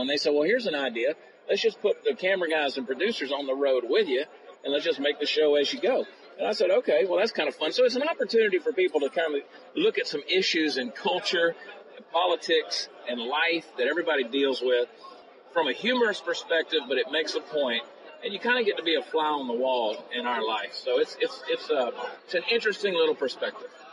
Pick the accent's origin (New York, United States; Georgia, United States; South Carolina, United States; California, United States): Georgia, United States; Augusta; I grew up in Augusta, Georgia